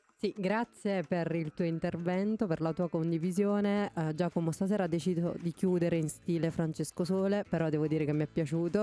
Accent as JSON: {"language": "Italian", "region": "Campania", "country": "Italy", "moved": "yes", "lives_now": "Parma, Italy", "said": "da campana"}